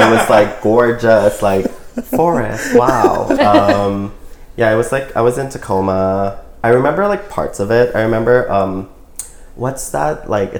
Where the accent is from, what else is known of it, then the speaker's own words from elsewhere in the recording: Bangkok, Thailand; moved away as an adult; now in Oakland, United States; So I moved to Oakland 7 years ago, and before that I was born and raised in Bangkok, Thailand.